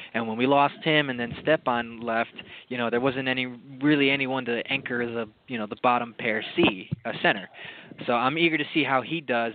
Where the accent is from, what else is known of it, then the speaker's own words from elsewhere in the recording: United States; I'm an American